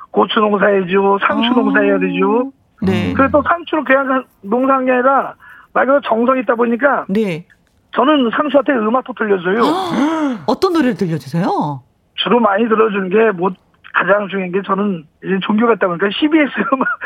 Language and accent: Korean; Gyeonggi Province, South Korea; 원래는 이제 저희 고향이 경기도예요